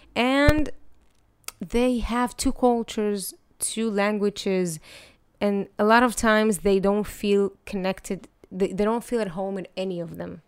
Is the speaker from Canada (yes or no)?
no; Netanya, Central District, Israel; also born or lived in Ukraine; I grew up in Netanya